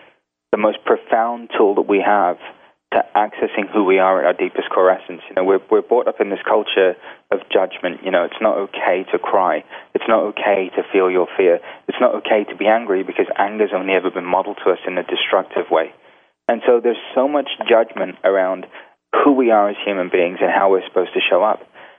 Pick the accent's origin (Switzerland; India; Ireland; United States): India; Now, being Indian also, on the weekends, you go see gurus and you watch Bollywood movies.